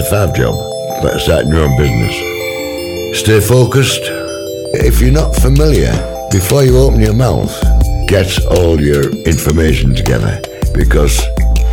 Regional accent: Hedon, Yorkshire and the Humber, United Kingdom; born and brought up in Heddon.

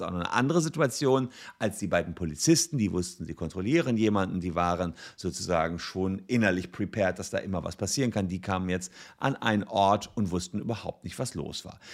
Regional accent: Gevelsberg, North Rhine-Westphalia, Germany; in meiner Heimatstadt Gefelsberg

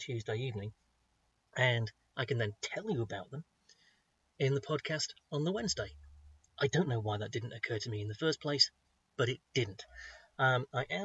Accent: United Kingdom; I'm so British with my pronunciations

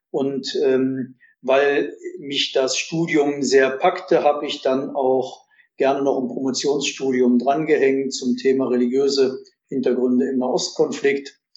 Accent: Düsseldorf, North Rhine-Westphalia, Germany; moved away as an adult; also born or lived in Jerusalem; in einigen Tagen werde ich 59 Jahre alt, ähm, geboren in Düsseldorf und dort auch aufgewachsen

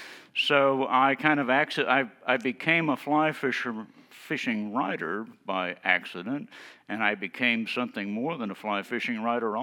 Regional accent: Tennessee, United States; now in Maine, United States; I moved to Maine and found that fly fishing was very much like it had been when I grew up in East Tennessee Hills before all those people from Ohio moved down and ruined it.

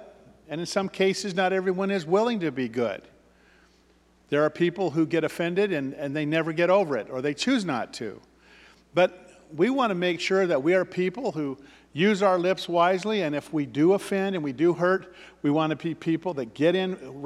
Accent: Ashland, United States; I grew up in Ashland

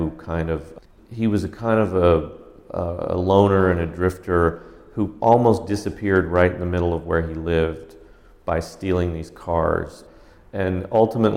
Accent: the West, United States; moved away; growing up in the West

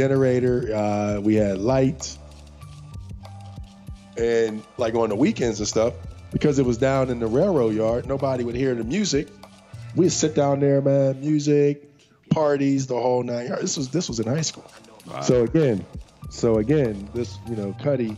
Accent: United States; my hometown of Coriopolis

